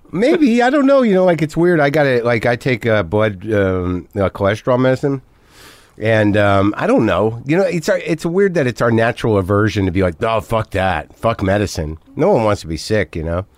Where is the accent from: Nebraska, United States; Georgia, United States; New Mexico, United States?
New Mexico, United States; moved away; also born or lived in New Jersey; I'm originally from Jersey, but I grew up in New Mexico